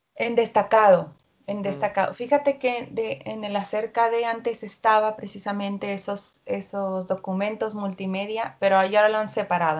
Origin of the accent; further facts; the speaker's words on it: Mexico; soy mexicana